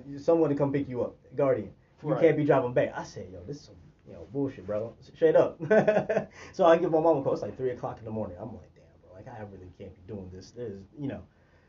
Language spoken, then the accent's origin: English; Oklahoma, United States; also born or lived in Baltimore, Maryland; born in Baltimore, raised in Oklahoma